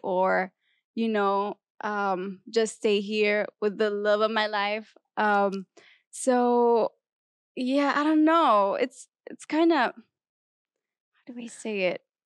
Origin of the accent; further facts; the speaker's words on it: Kuwait; moved away as an adult; now in United States; I'm from Kuwait, so it's a different culture.